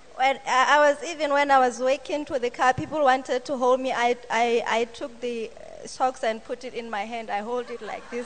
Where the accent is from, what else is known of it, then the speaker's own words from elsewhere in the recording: Botswana; I come from Botswana.